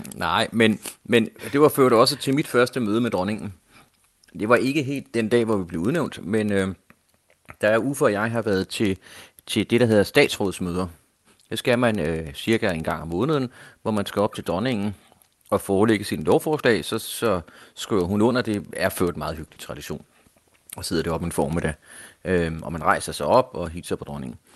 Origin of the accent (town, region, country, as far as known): Denmark